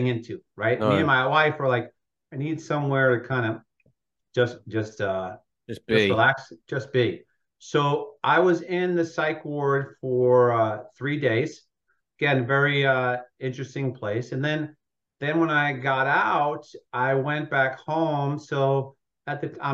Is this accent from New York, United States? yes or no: yes; Long Island, New York, United States; also born or lived in Brooklyn, New York; I was born in Brooklyn. I grew up in Long Island, New York